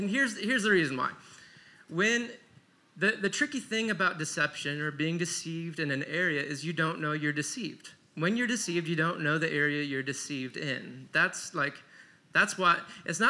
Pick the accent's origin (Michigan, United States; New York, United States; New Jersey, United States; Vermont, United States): Michigan, United States; I came from a quiet, Jesus-loving Midwestern family. We grew up in Michigan